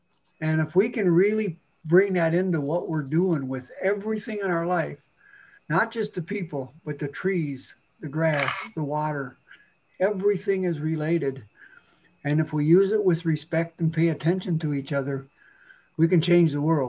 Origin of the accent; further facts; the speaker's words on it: Bad River, Wisconsin, United States; I'm Ojibwe from Bad River, Wisconsin.